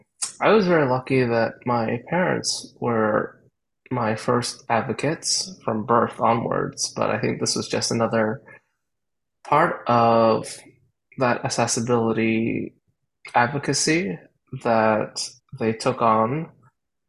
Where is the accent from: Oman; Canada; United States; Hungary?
Canada; like a lot of young people growing up in Canada, I started off being exposed to music